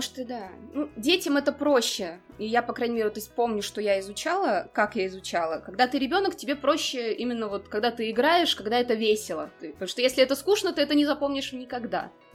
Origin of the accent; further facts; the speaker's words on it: Ulyanovsk Oblast, Russia; moved away as an adult; also born or lived in England / Barcelona, Spain; now in Slovenia; я сама как бы родом из Ульяновской области